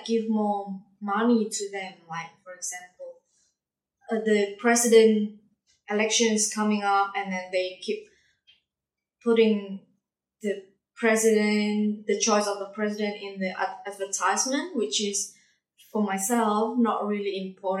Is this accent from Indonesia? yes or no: yes; Indonesia; English is a second language; now in Darwin, Australia; I'm from Indonesia